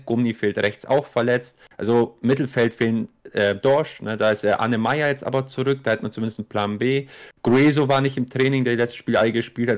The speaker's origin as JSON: {"language": "German", "town": "Augsburg", "region": "Bavaria", "country": "Germany", "said": "weil du einfach Augsburger selber bist"}